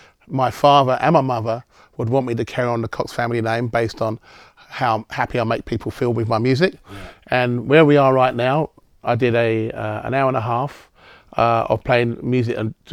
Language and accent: English; United Kingdom; moved away as an adult; also born or lived in Singapore / Spain / Manchester; now in Melbourne, Australia; I'm not an Australian citizen, that means I would have had to go back to the UK.